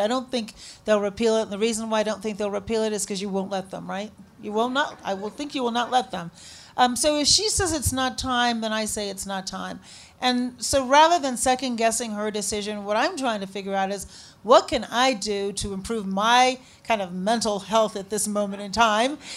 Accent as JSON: {"language": "English", "town": "Chicago", "region": "Illinois", "country": "United States", "tie": "born or raised there", "also_born_or_lived": "Shiraz, Iran", "said": "I said, Chicago. He said, did you grow up here? Yep, sure did"}